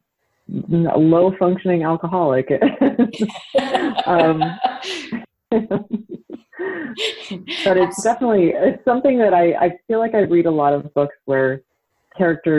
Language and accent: English; Utah, United States; I grew up in Utah and grew up Mormon.